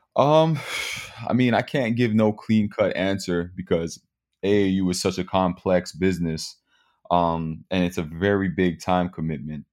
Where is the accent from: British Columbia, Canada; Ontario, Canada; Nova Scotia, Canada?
Ontario, Canada; Mississauga; growing up in Mississauga